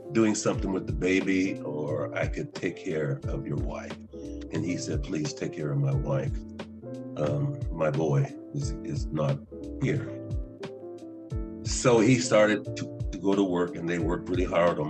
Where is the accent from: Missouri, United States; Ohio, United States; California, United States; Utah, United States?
Ohio, United States; Martins Ferry; I was born in Martin Ferry, Ohio